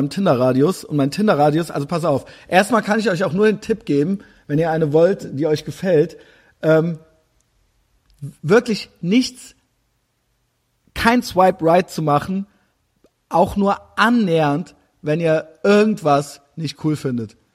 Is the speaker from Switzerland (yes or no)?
no; Düsseldorf, North Rhine-Westphalia, Germany; nee, nee, ich habe da nur studiert, so, ich äh, bin aus Düsseldorf.